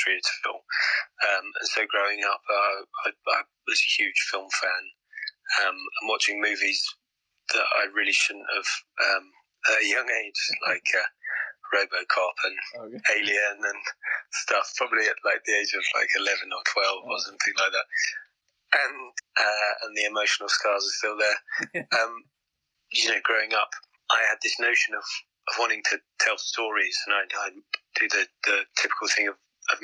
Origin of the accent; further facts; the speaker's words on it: South Coast, England, United Kingdom; now in London, United Kingdom; I was born on the South Coast